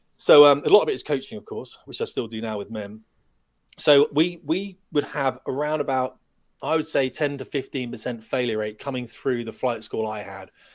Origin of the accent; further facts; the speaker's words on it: United Kingdom; we're British